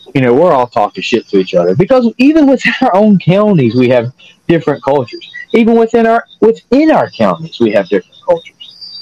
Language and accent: English; North Carolina, United States; I'm from North Carolina